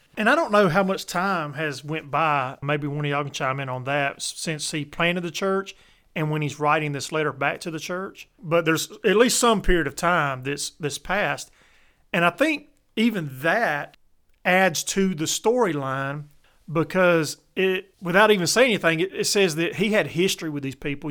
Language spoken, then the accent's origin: English; Columbus, Georgia, United States; now in South Georgia, United States; I grew up in Columbus, which is a military town